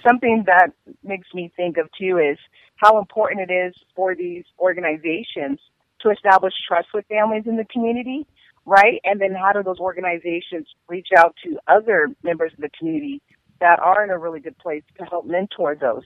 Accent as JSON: {"language": "English", "town": "Seattle", "region": "Washington", "country": "United States", "tie": "born or raised there", "also_born_or_lived": "Tacoma, Washington / Pullman, Washington", "said": "I'm from Seattle, Washington, and I've lived here all my life. I was born and raised here"}